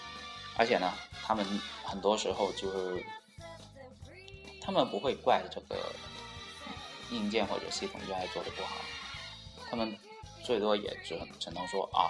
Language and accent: Chinese; China; 然后呢就啊到啊让世界都知道我们中国人可以可以做出非常牛逼的游戏。